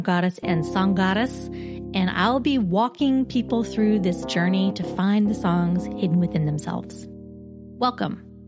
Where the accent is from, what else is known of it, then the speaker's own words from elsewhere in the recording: Boise, Idaho, United States; moved away as an adult; also born or lived in Twin Falls, Idaho; now in New York City, United States; I was born in Twin Falls and raised in Boise